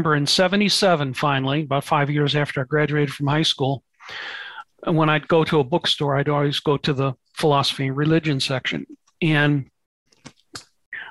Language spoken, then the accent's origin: English; St. Louis, Missouri, United States; I grew up in St. Louis, Missouri